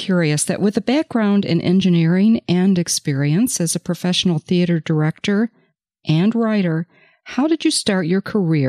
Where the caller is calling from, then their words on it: Charlevoix, Michigan, United States; a NALA Advanced Certified Paralegal calling in from Charlevoix, Michigan, where I work as a paralegal at Running Wise and Ford.